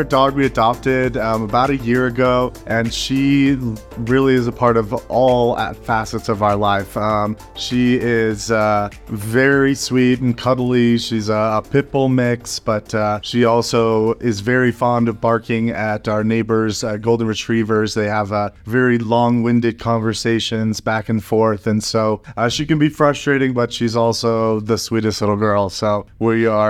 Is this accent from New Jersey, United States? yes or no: no; Littleton, Colorado, United States; also born or lived in Los Angeles, United States / Phoenix, United States; Yeah. So I grew up in Littleton, Colorado. Mm-hmm. I was out here. I moved out to LA for a while, thinking, the grass is greener. And then I moved to Phoenix because I was like, maybe I'll try somewhere affordable.